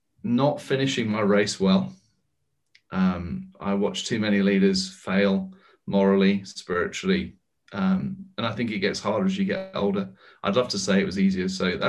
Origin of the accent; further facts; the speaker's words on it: United States; now in United Kingdom; Trust me, Joseph, I'm an American in exile in Britain with a British passport.